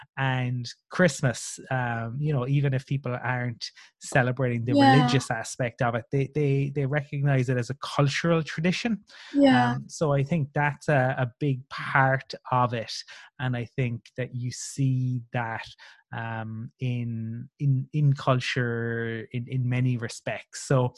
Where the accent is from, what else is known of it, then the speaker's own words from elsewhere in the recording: Ireland; And I'm very happy I'm Irish.